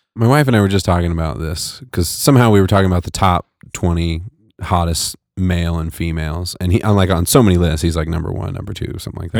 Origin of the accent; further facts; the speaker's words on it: United States; I was from America, from the United States